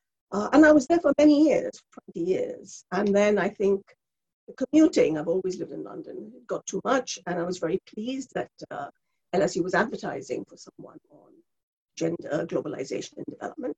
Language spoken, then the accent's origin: English; India; English is a second language; moved away as an adult; also born or lived in Bangladesh; now in United Kingdom; I was born in India and brought up in India and Bangladesh, and I came here to do my first degree, my undergraduate degree.